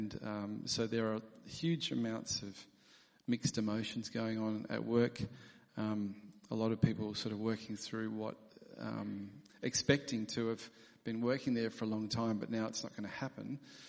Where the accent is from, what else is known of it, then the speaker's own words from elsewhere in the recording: South Australia, Australia; born there; also born or lived in England; I was born in South Australia, but I've moved around, lived in lots of different states. And Heather and I lived in the UK, and Tom was born in England.